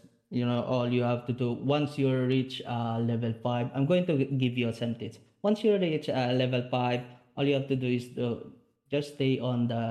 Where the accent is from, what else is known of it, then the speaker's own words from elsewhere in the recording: Bacolod, Negros Island Region, Philippines; Bacolod City, which is my hometown